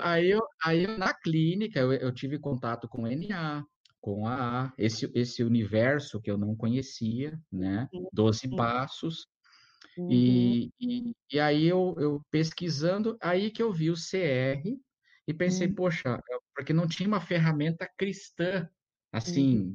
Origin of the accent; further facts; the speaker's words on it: Brazil; also born or lived in Munich, Germany; eu, eu, como brasileiro ali, né, frequentando a Igreja Batista lá em Munique